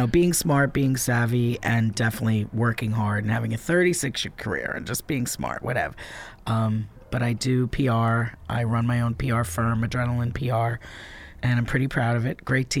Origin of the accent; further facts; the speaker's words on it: Old Bridge, New Jersey, United States; Old Bridge, New Jersey.